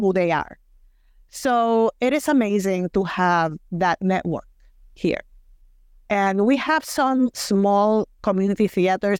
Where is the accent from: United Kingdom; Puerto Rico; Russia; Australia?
Puerto Rico; Mayagüez; accent: Puerto Rican; English is a second language; moved away as an adult; now in Wisconsin, United States; I went to a private Catholic school in my hometown of Mayagüez, Puerto Rico